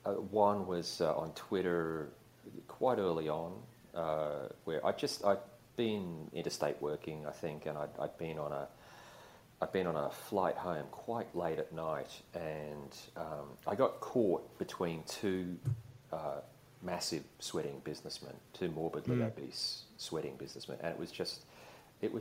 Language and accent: English; Queensland, Australia; I grew up in Queensland when it was still a sort of hillbilly dictatorship